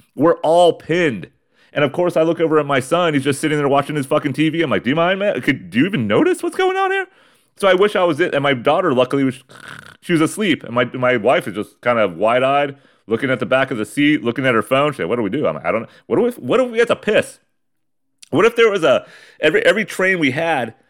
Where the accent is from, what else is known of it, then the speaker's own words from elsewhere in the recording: Ramona, California, United States; in my hometown, in my garage of Ramona, California.